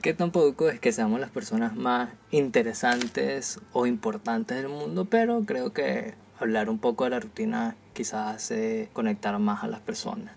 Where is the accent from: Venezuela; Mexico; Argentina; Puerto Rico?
Venezuela; now in Barranquilla, Colombia; Somos una pareja de jóvenes venezolanos, parte de la diáspora venezolana, y nos ubicamos en la ciudad de Barranquilla, en Colombia